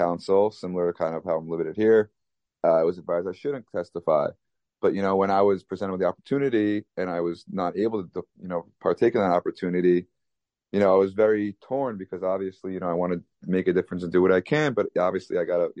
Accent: Long Island, New York, United States; also born or lived in Manhattan, New York; growing up in Long Island, living in Manhattan the past decade plus

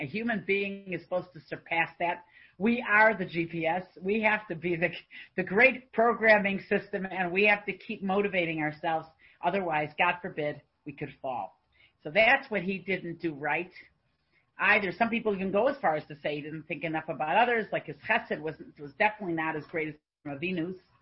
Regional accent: Canada; I'm a Canadian

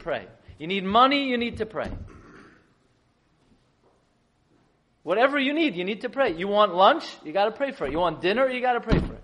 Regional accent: New York City, New York, United States; I grew up in Flatbush, on Avenue M and East 31st

